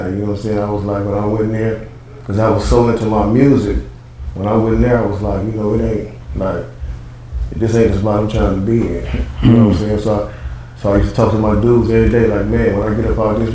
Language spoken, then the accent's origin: English; Cleveland, Ohio, United States; originally from Cleveland, Ohio, the east side of Cleveland, Ohio